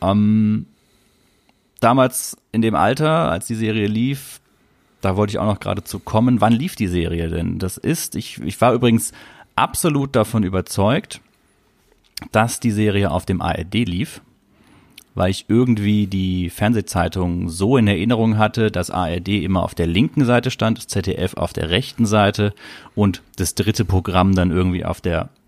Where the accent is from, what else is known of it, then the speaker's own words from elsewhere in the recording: Southern Germany, Germany; ich bin ja in Süddeutschland aufgewachsen, da war es noch Südwest, das Südwestfernsehen.